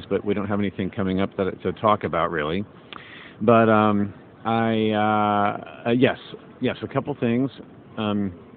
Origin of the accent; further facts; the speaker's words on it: Indiana, United States; now in Los Angeles, United States; I grew up in Indiana